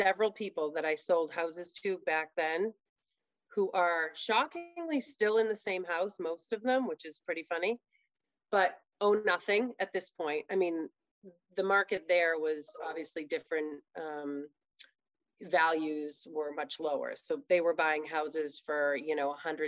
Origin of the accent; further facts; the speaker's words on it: Scituate, Massachusetts, United States; moved away as an adult; also born or lived in Duxbury, Massachusetts / Portland, Maine / Atlanta, Georgia; I was born in Duxbury, lived there for a very short time, and then my family moved to Scituate, and that's where I grew up